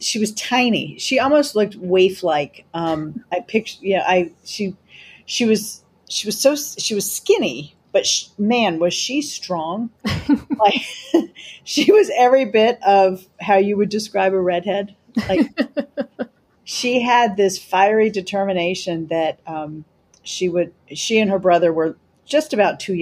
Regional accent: Chapel Hill, North Carolina, United States; also born or lived in Virginia; I grew up in North Carolina in Chapel Hill

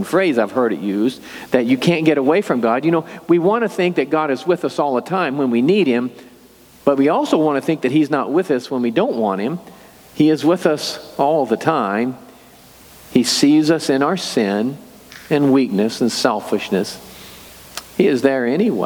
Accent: Excelsior Springs, Missouri, United States; I grew up in Excelsior Springs

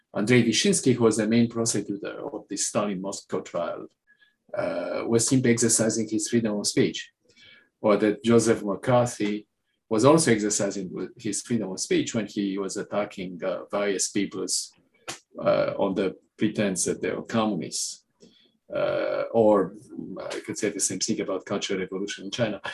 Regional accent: Romania; moved away as an adult; now in United States; I come from Romania, I come from a country where there was no free speech

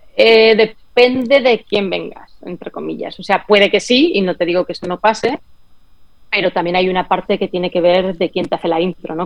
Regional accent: Spain; moved away as an adult; also born or lived in San Francisco, United States; now in Miami, United States; en España todo es mejor y como, bueno, es diferente, es maravilloso, en mi país, en mi patria, lo amo

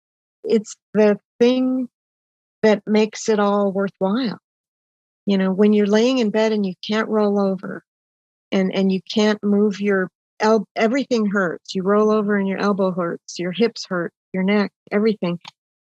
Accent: Oshkosh, Wisconsin, United States; Well, and I grew up in Wisconsin. I was born in Oshkosh, Wisconsin

